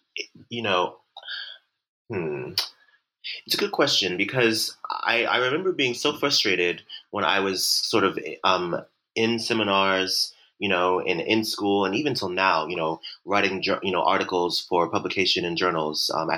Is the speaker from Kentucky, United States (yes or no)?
no; Ferguson, Missouri, United States; my upbringing by, growing up in Ferguson, Missouri, in a solidly working class family where we didn't have much, but we always looked good